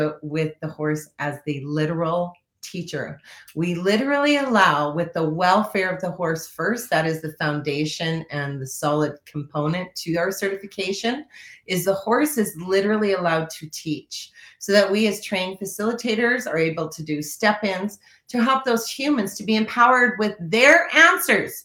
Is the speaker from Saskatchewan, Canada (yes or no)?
yes; Saskatchewan, Canada; I love being from Saskatchewan